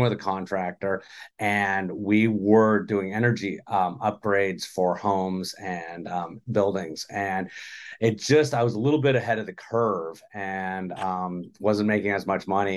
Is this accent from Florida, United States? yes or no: no; Los Angeles, California, United States; I'm from Los Angeles